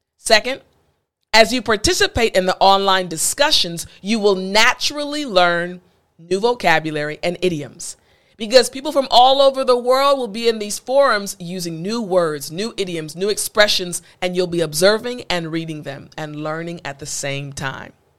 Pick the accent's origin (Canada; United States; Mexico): United States; East Coast; I'm from the East Coast